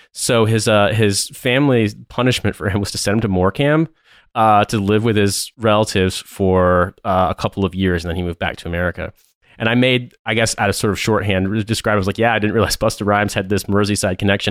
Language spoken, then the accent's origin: English; Indianapolis, Indiana, United States; moved away as an adult; now in London, United Kingdom; I'm from Indianapolis